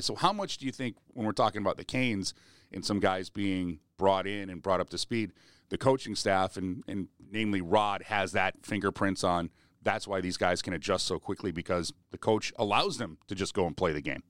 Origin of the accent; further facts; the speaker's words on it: Edmonton, Alberta, Canada; moved away; also born or lived in Sylvan Lake; a Sylvan Lake guy growing up in Edmonton